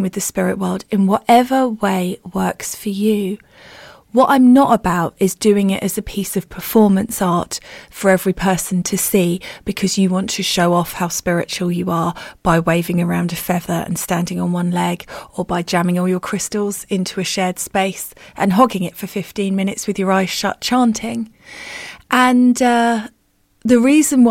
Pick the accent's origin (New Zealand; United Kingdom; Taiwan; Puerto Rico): United Kingdom; we're good British people